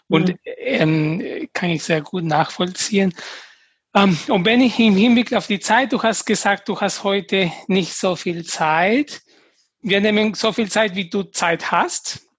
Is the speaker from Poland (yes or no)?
no; Peru; German is a second language; now in Germany; als Peruaner, wenn ich zurück nach Peru gehe, werde ich als Deutsche gesehen.